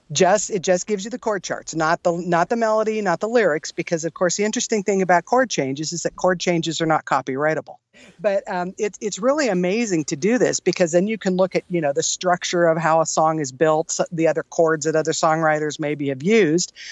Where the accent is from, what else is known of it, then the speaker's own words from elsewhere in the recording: San Jose, California, United States; moved away as an adult; now in Tucson, United States; originally born and raised in California in the San Jose area, heart of Silicon Valley